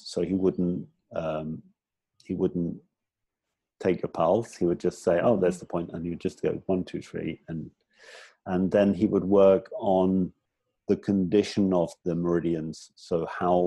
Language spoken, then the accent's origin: English; England, United Kingdom; moved away as an adult; also born or lived in Hong Kong; now in Thailand; I'm originally from England. I've been outside England since I was 24